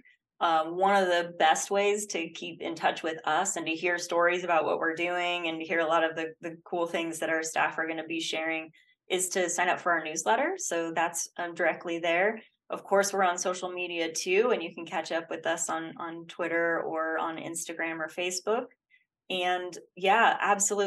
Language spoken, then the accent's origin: English; Oregon, United States; I grew up in Oregon and we had outdoor school where an entire week of fifth grade, we spent it outside